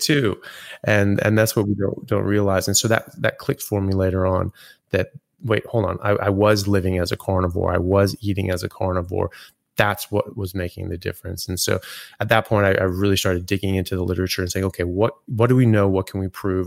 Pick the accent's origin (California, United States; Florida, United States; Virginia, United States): California, United States; also born or lived in Europe / England; now in Australia; I grew up in California and then have lived pretty much everywhere since then, all over U S and in Europe and now Australia